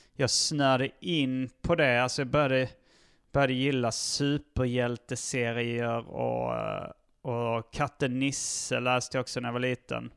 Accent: Hjärup, Skåne, Sweden; moved away as an adult; also born or lived in Malmö / Lund; now in Stockholm, Sweden; jag föddes i Malmö. Mm. Sen så flyttade min familj till Hjärup när jag var, fortfarande var noll.

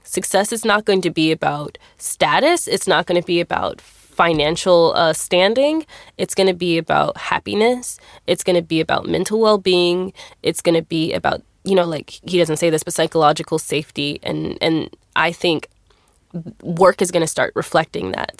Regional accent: Texas, United States; I'm here from Texas.

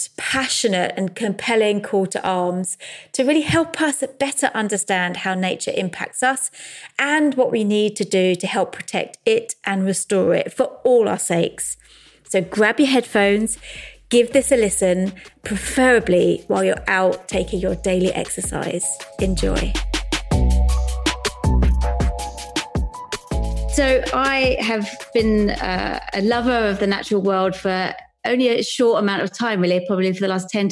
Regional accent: London, United Kingdom; I grew up in South London.

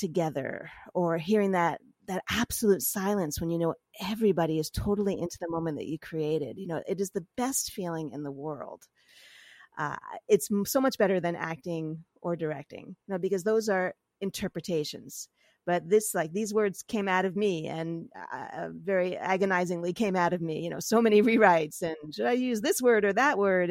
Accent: New York City, New York, United States; I grew up in New York.

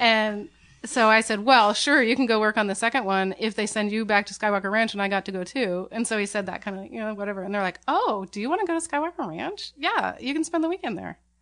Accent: Portland, Oregon, United States; also born or lived in San Francisco, United States; I grew up in Portland

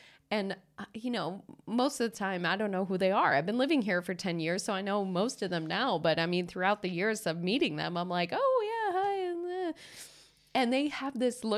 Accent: United States; moved away as an adult; now in Stockholm, Sweden; I'm from America.

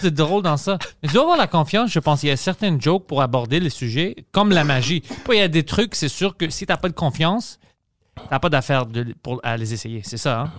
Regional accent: Greece; now in Quebec, Canada; avec mon accent, puis je suis grec

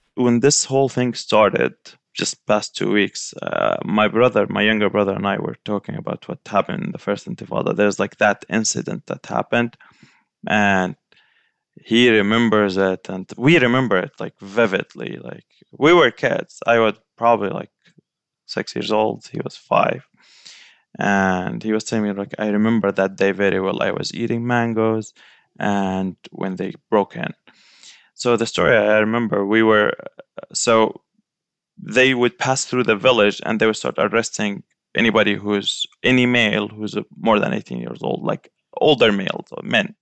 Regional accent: Saudi Arabia; also born or lived in Gaza Strip; now in Florida, United States; I was born and raised in Saudi Arabia, but so we spent half the year in Gaza Strip and half the year in, in Saudi Arabia.

